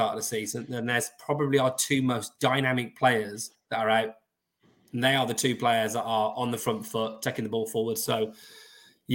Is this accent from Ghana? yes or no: no; Birmingham, West Midlands, United Kingdom; I'm a Brummie. I'm Irish, aren't I? You know, because of me ma. Me ma's from Cork